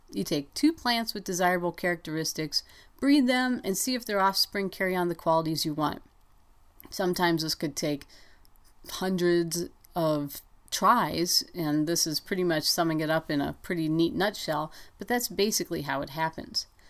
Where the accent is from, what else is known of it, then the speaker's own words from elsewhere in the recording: Ohio, United States; now in Montana, United States; when I was growing up in Ohio